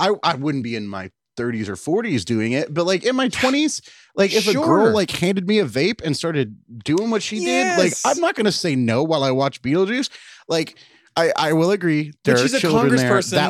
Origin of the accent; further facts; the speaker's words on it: Bedford, Texas, United States; born there; moved away; I was born in Bedford, Texas, everyone.